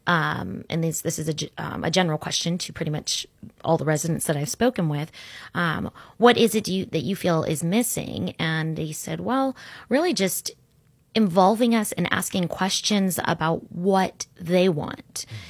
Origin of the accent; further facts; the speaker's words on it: Orlando, Florida, United States; also born or lived in Sarasota, Florida; I grew up in Orlando